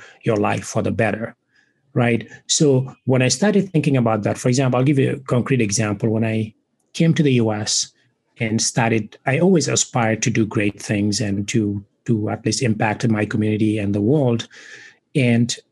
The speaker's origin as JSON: {"language": "English", "country": "Senegal", "tie": "born or raised there", "second_language": "English", "moved": "as an adult", "lives_now": "United States", "said": "I was born and raised in West Africa, in Senegal. I now live in the United States and have been for 20 plus years"}